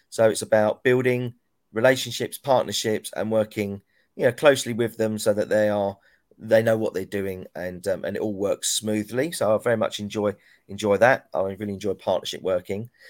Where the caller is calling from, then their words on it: East of England, United Kingdom; So I'm at, I'm at home, and home is in South Essex in the UK, which is about, well, let's say, 40 miles east of London.